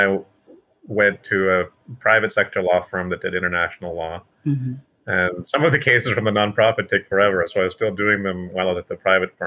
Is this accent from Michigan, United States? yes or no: no; Kentucky, United States; I, like Abraham Lincoln, was born in Kentucky and raised